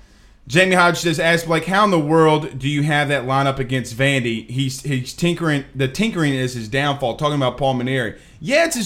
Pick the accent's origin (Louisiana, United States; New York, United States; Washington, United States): Louisiana, United States; Franklinton; I grew up in Franklinton.